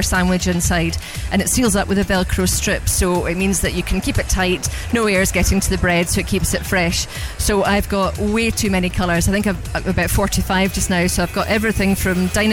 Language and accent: English; Glasgow, Scotland, United Kingdom; I'm from Glasgow